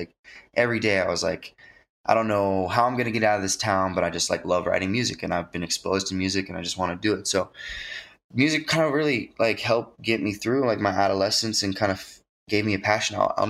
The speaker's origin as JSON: {"language": "English", "town": "Long Beach", "region": "California", "country": "United States", "tie": "born or raised there", "also_born_or_lived": "Florida", "said": "I was born in Florida on an Air Force base, and then eventually we landed in California. I started school in Long Beach, which was pretty cool. I spent from like probably 3 to 7 in California."}